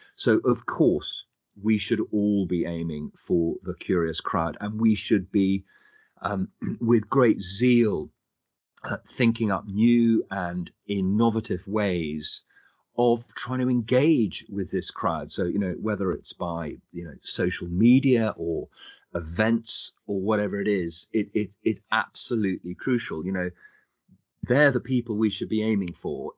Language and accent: English; London, United Kingdom; I was born and bred in London.